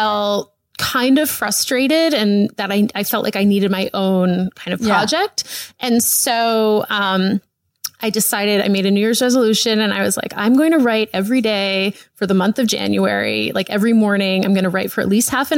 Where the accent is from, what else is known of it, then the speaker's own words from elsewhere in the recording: East Coast, United States; moved away as an adult; also born or lived in New York; now in Los Angeles, United States; I grew up on the East Coast. I went to college on the East Coast. I worked on the East Coast. Like I had lived on the East Coast my whole life